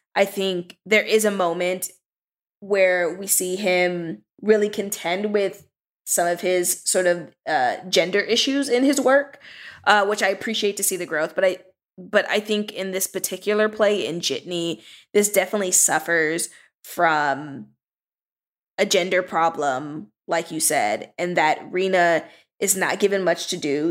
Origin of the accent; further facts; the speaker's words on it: Southern California, United States; now in Washington, D.C., United States; I'm from California, Southern California, and sort of the neighborhood that I grew up